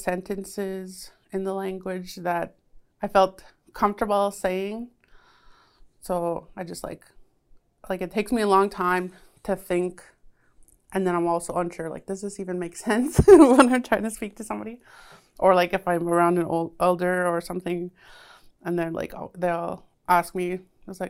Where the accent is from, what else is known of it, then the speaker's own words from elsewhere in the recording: Sandy Bay First Nation, Manitoba, Canada; I'm a Anishinaabe from Sandy Bay First Nation.